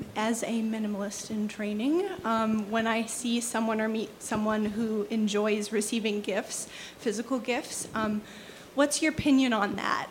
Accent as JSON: {"language": "English", "town": "Geneva", "region": "Ohio", "country": "United States", "said": "I'm from Geneva, about an hour east from Cleveland."}